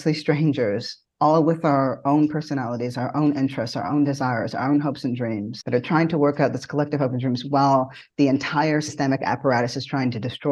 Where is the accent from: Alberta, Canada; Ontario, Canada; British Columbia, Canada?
Ontario, Canada; Toronto; moved away as an adult; now in United States; I was new to this country. I'm born and raised in Toronto, and I moved here late around 2016.